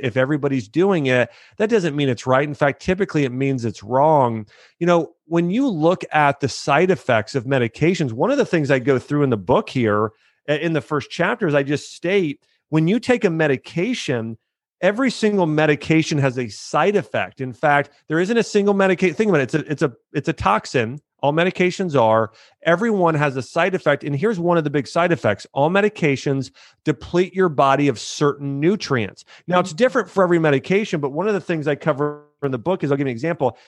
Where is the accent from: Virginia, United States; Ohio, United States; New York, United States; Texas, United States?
Ohio, United States; moved away as an adult; also born or lived in Florida; I grew up in Ohio.